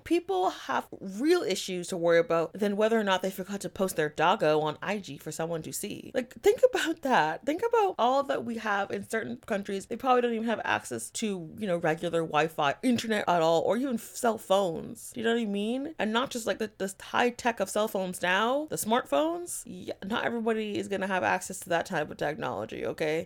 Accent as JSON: {"language": "English", "country": "Canada", "said": "I am a Canadian"}